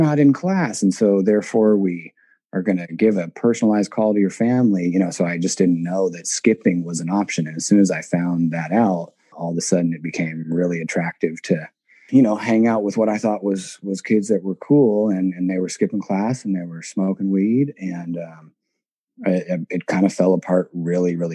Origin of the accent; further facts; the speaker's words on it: Seattle, Washington, United States; I born and raised in Seattle, Washington, went to public schools all throughout the area